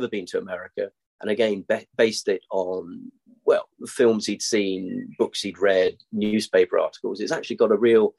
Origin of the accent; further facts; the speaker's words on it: Denmark; I grew up in Denmark.